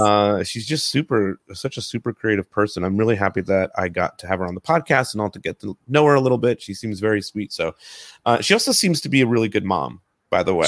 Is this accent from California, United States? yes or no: no; New Jersey, United States; now in Los Angeles, United States; two Jersey people in the house right now. Well, although I'm